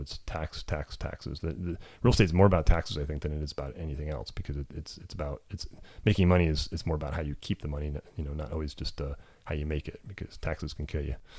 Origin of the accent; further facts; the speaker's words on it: California, United States; I grew up in America, um, little farm out in California